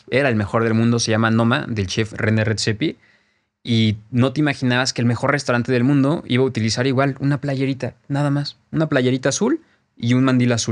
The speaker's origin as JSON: {"language": "Spanish", "country": "Mexico", "said": "se dice, como paréntesis, que la tortilla ni siquiera la inventamos nosotros como mexicanos."}